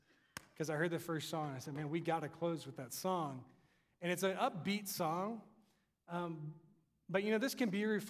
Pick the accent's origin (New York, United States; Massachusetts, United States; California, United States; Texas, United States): Texas, United States; my accent. I tell him I'm from Texas